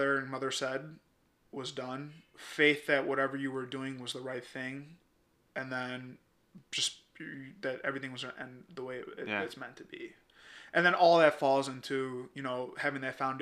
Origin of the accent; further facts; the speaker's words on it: United States; also born or lived in Punjab, India; I came here when I was 6 months old